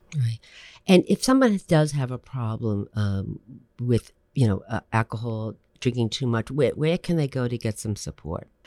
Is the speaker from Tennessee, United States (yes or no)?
no; New Jersey, United States; I'm a Jersey girl